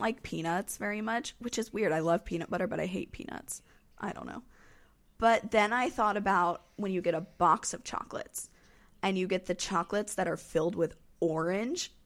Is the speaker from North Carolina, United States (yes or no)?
yes; North Carolina, United States; I'm from North Carolina.